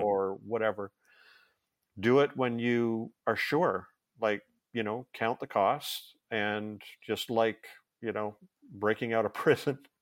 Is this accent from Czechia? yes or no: no; Canada; I'm Canadian